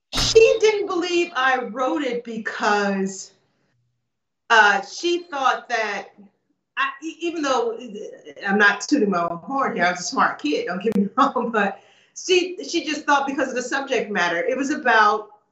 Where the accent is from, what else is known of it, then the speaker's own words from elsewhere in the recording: United States; I grew up in the States